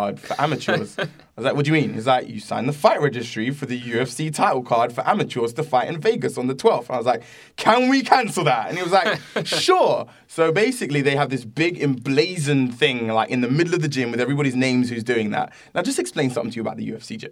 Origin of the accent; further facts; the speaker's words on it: London, United Kingdom; moved away as an adult; also born or lived in Camberwell / Catford / Greenwich; now in United States; I grew up in South London